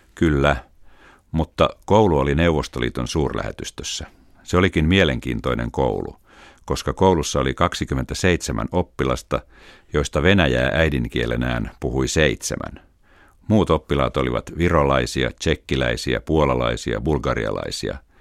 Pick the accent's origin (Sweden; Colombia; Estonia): Estonia; Tallinn, Harju County; Finnish is a second language; also born or lived in Tartu, Estonia / Helsinki, Finland; Muutimme Tartosta Tallinnaan silloin, kun olin pieni lapsi.